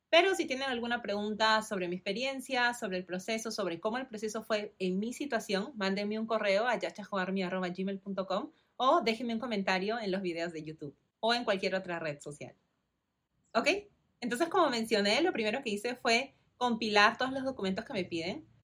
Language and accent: Spanish; Lima, Peru; moved away as an adult; also born or lived in California, United States; nací y crecí en Perú, en Lima